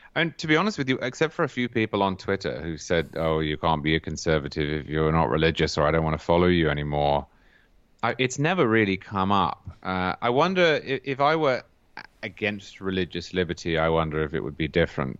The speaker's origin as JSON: {"language": "English", "town": "Cambridge", "region": "East of England", "country": "United Kingdom", "said": "I'm from Cambridge in England"}